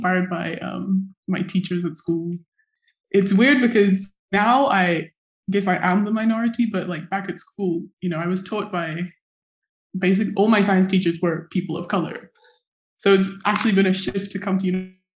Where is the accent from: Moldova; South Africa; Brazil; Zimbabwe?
Zimbabwe; moved away as an adult; now in Durham, United Kingdom; I was born and raised in Zimbabwe to a Shona mom and a Dutch dad